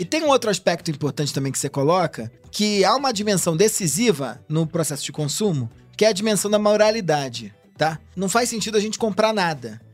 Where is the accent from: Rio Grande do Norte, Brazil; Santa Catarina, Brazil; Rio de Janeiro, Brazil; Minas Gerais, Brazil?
Rio de Janeiro, Brazil; now in São Paulo, Brazil; Eu sou carioca, moro aqui há muito tempo.